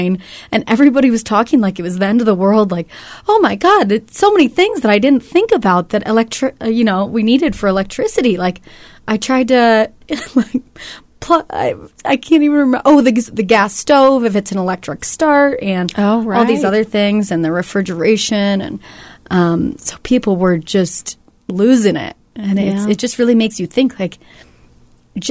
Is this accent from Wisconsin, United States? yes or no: no; California, United States; moved away; I'm from California, so a lot of my family and friends were affected by it